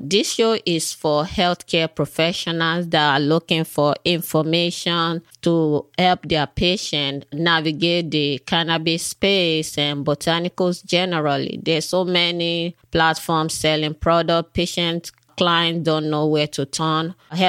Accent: Nigeria; I was born in Africa, in Nigeria. And while I was a little girl growing up, then whenever we have fever or we are sick, whatever the issue is, my parents would go to the back of our house.

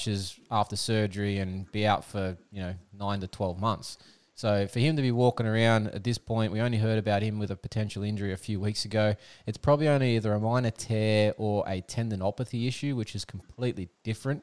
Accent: Australia; accent: Aussie; My Aussie accent

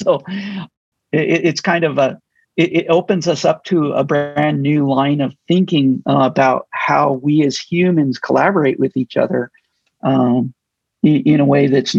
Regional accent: United States; meaning I grew up in the United States. I'm expecting to see numbers like this.

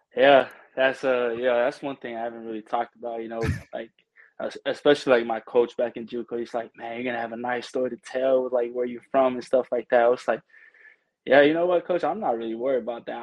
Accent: American Samoa; moved away as an adult; also born or lived in Pleasant Hill, California; now in United States; it says I'm from uh, Pleasant Hill, California, but I'm originally from American Samoa.

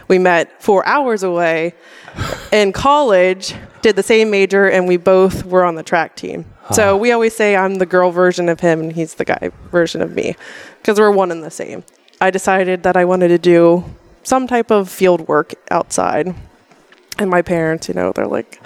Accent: Gettysburg, Pennsylvania, United States; I grew up locally in the Harrisburg area, more towards Gettysburg.

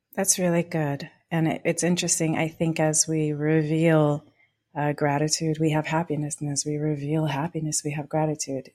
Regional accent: Pacific Grove, California, United States; I come from Pacific Grove, so Butterfly Town, U S

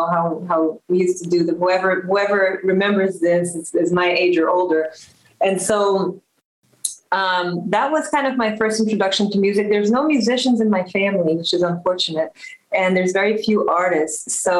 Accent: Rio de Janeiro, Brazil; English is a second language; also born or lived in Belgium; now in United States; Like you said, I'm from Rio de Janeiro, Brazil, and I've been living in the U.S. over 20 years. I was actually born in Belgium, but just by chance, because my dad was working there.

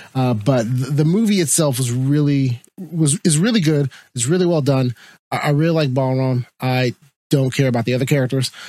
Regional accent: United States; as an American

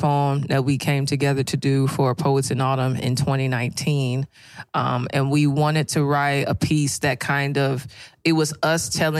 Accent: St. Louis, Missouri, United States; accent: St. Louis; the ethnic parts of my accent have had to go because people don't understand us. If I talk like St. Louis people, y'all don't understand me.

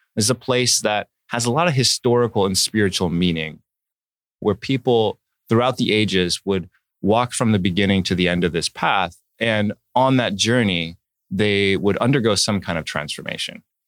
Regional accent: Palm Springs, California, United States; moved away; also born or lived in Oregon / Hancock Park, Los Angeles; I was born in Oregon, and then I, I grew up, uh, as a baby, I grew up in a little town called Palm Springs

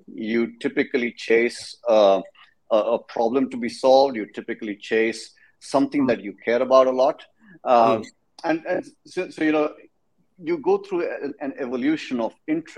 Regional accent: India; moved away as an adult; also born or lived in Texas, United States; now in San Antonio, United States; I'm from India. Come from a place of over a billion people. Love that country. Did my undergrad as a computer engineer. Came to the States in about, I don't know, a long time ago, 22 years ago.

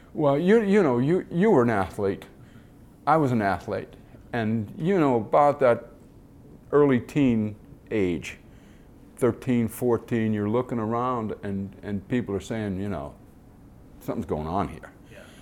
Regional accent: Detroit, Michigan, United States; I grew up in Detroit and watched the Tigers play

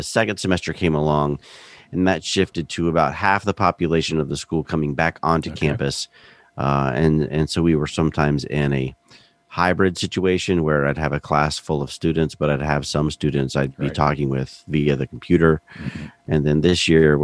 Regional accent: Central Florida, United States; also born or lived in Belgium / Winston-Salem, North Carolina; I grew up in Central Florida.

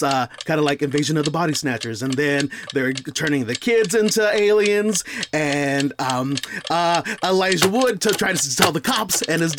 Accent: Texas, United States; growing up in Texas where this movie was filmed.

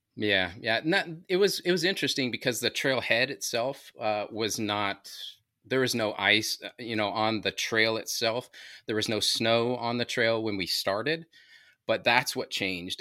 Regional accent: Anaheim, California, United States; also born or lived in New Mexico; now in Maryland, United States; Grew up in, uh, Southern California, L A area, Anaheim, Acapulco Street.

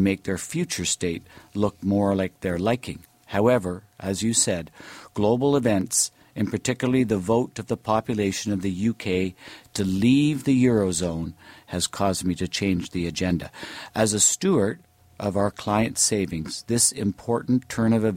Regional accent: Hamilton, Ontario, Canada; now in Toronto, Canada; I grew up in Hamilton

